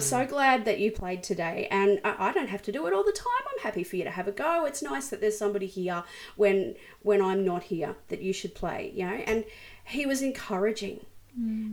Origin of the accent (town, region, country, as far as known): Brisbane, Queensland, Australia; born or raised there